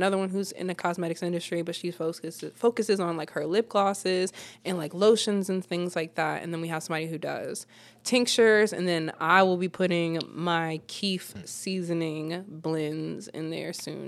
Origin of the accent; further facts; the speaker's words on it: Cleveland, Ohio, United States; also born or lived in Virginia; I'm originally from Cleveland, but military brat, so we just been jumping.